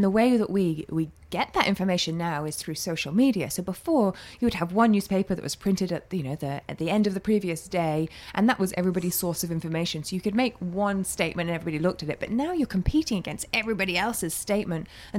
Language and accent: English; Hong Kong; I grew up in Hong Kong under British rule, which is great because I feel like I have two cultures that are both mine, you know, and I can speak two languages